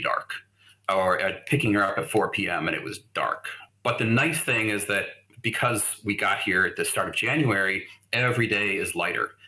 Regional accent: Phoenix, Arizona, United States; moved away as an adult; also born or lived in Ohio / Denver; now in Oslo, Norway; I grew up, I'm originally from Ohio, but I really grew up in Phoenix.

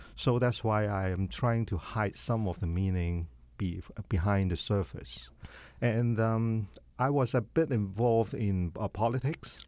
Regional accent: China; moved away; my difficulties in my hometown

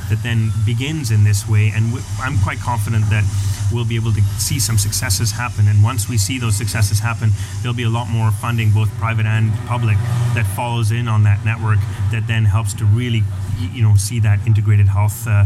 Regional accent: Canada; Canadians, as a Canadian, I don't want

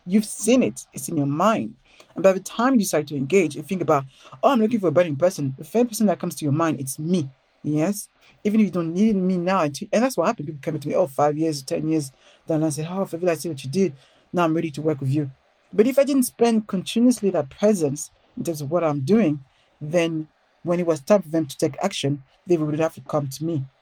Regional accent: Paris, Île-de-France, France; accent: French; English is a second language; moved away as an adult; now in London, United Kingdom; I grew up in Paris, but I grew up in a ghetto.

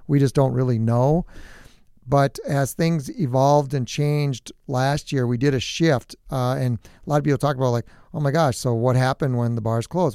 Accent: New Prague, Minnesota, United States; I'm from New Prague, so it's just, you know, northeast of here about forty-five minutes, just south of the metro

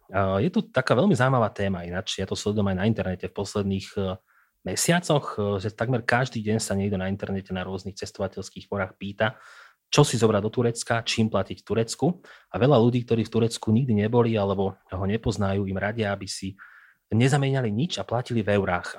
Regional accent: Prievidza, Trenčín Region, Slovakia; Prievidzu. Jednoducho, odkiaľ, odkiaľ som

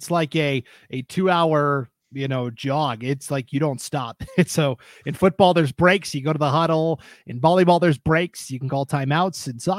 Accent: Missoula, Montana, United States; now in Idaho, United States; I'm going back to my hometown, Sean. Missoula is the city I grew up in.

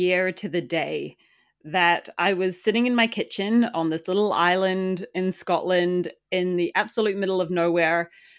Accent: New Zealand; moved away as an adult; I left New Zealand when I was 20. So I was quite young. And so I grew up in New Zealand in, like, a really small farming town and was like, get me out of here.

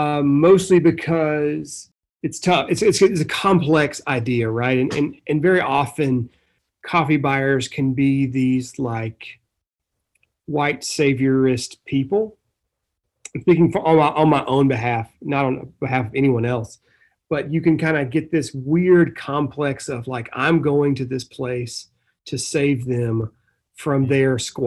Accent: the South, United States; I come from the South, the southern part of the United States, and hospitality is a huge part of my culture historically.

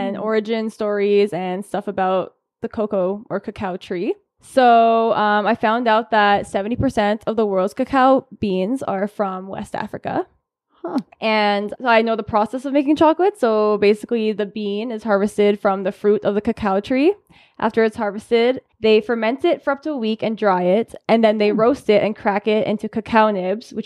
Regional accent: Cold Lake, Alberta, Canada; also born or lived in Edmonton, Canada; now in Calgary, Canada; I grew up in Cold Lake, Alberta.

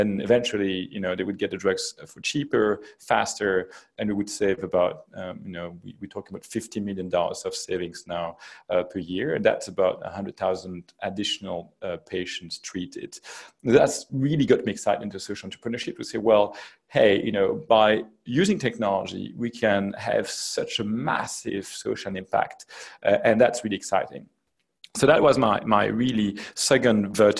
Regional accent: Belgium; moved away as an adult; also born or lived in United States; I come from Belgium. I studied in Belgium and then in the US.

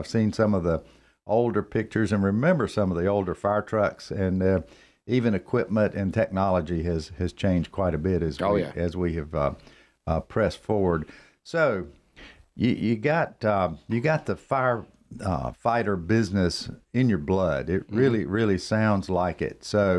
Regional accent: Cornelius, North Carolina, United States; Another local. There's not many of us.

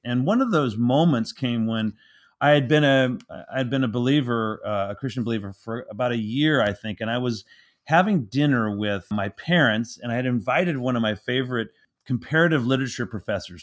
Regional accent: San Francisco Bay Area, California, United States; I grew up in the San Francisco Bay Area

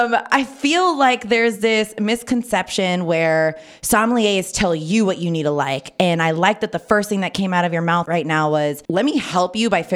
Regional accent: Napa Valley, California, United States; being born and raised in Napa Valley specifically.

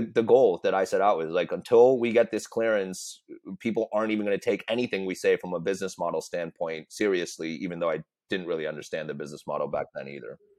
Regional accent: United States; we're all American

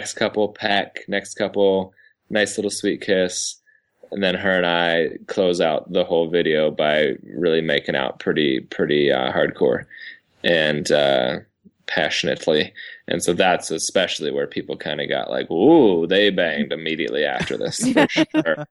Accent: Seattle, Washington, United States; we're just from Seattle

